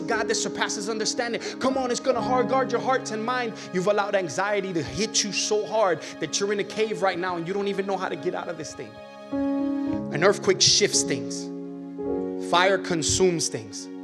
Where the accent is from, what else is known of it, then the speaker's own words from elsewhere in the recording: Miami, Florida, United States; moved away as an adult; I'm from Miami